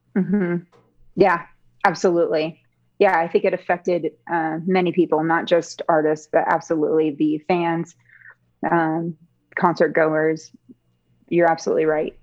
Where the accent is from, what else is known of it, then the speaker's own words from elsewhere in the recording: Seattle, Washington, United States; I grew up in the Seattle area